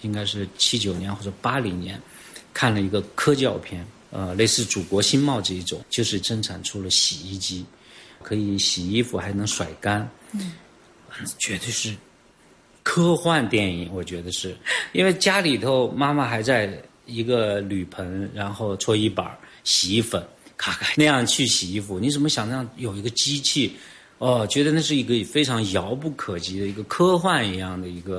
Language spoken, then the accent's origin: Chinese; China; 革开放我八岁，然后到现在四十年，我四十八岁，贯穿了我整个成长过程。作为一个中国人，确实是在这个变革中生活的。